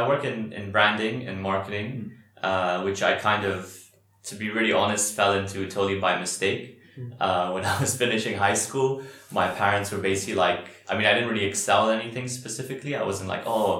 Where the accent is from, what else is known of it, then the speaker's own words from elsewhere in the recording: Dubai, United Arab Emirates; also born or lived in Qatar; now in Bahrain; I was raised in Dubai